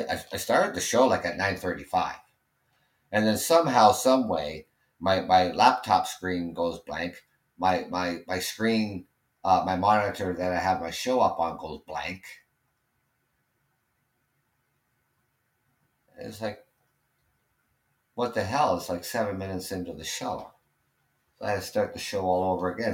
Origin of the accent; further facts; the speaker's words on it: Canada; I'm Canadian.